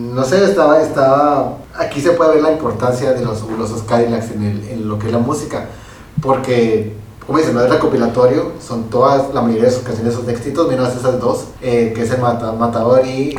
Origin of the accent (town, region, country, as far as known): Mexico